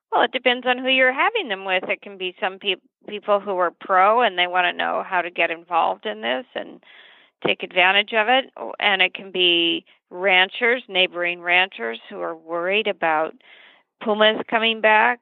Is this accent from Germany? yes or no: no; Santa Paula, California, United States; I was born in Santa Paula, California, a little ag town not too far from Santa Barbara.